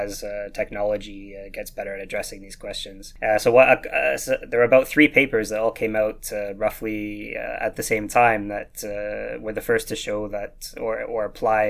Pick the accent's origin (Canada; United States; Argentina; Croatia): Canada; Vancouver, British Columbia; accent: slight Scottish twang; moved away as an adult; also born or lived in Glasgow, United Kingdom; now in Leiden, Netherlands; I was born and raised in Vancouver